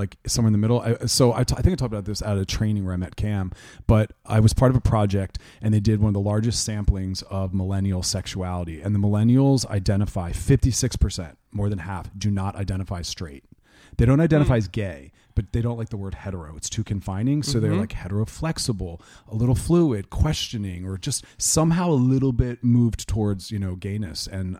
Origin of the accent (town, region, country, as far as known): Philadelphia, Pennsylvania, United States